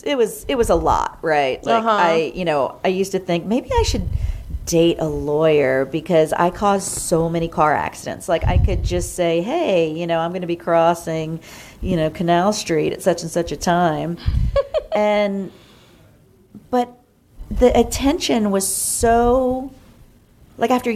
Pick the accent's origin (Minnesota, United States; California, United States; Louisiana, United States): Louisiana, United States; New Orleans; I grew up in New Orleans